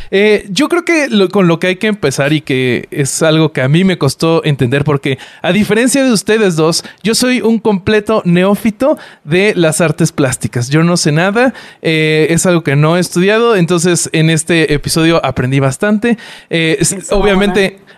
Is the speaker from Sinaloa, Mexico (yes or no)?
no; Mexico City, Mexico; yo soy chilango